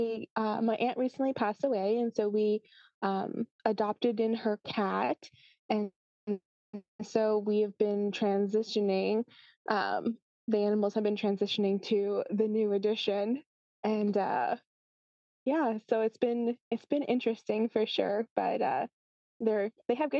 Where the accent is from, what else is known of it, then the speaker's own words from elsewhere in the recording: New Jersey, United States; also born or lived in Pennsylvania; now in Oregon, United States; I'm originally from the East Coast, New Jersey, and I lived in Pennsylvania for 8 years.